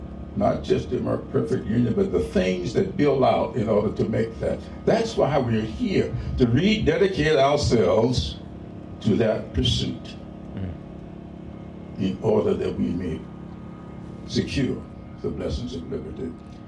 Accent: South Carolina, United States; moved away as an adult; As many of you know, John and I met as 19-year-old college students. I came to Atlanta from South Carolina.

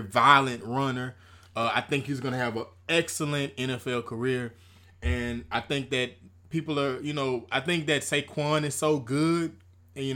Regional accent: Zachary, Louisiana, United States; I'm from Zachary, Louisiana, a Louisiana guy

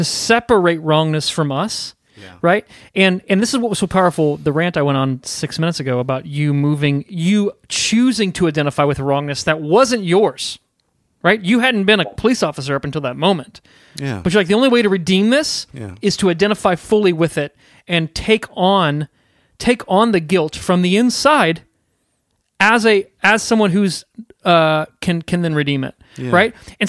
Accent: Southport, Indiana, United States; I grew up in Southport, which is, I don't know, 10 miles, 10 miles north of Franklin. You know, both of us were really close to Whiteland, Indiana

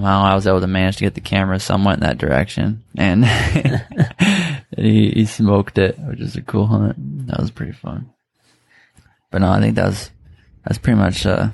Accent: Michigan, United States; we're all from Michigan

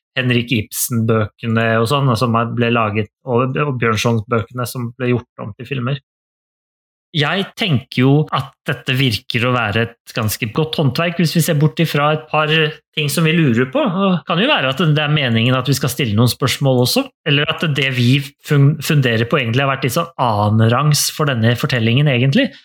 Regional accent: Norway; jeg er født og oppvokst i Norge

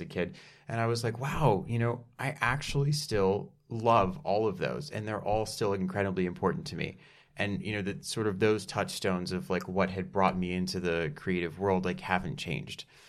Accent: Dallas, Texas, United States; I'm from Dallas, Texas

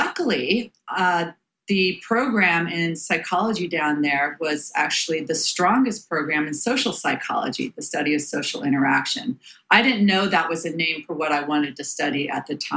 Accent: Bay Area, California, United States; I was born and raised in the Bay Area

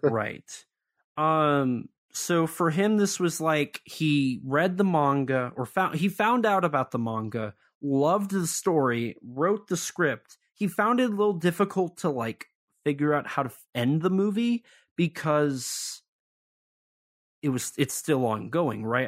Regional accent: United States; I'm an American

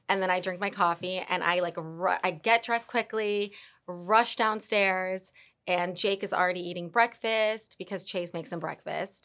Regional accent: Dallas, Texas, United States; also born or lived in New York / Argentina / Colombia; now in Miami, United States; I'm from Dallas.

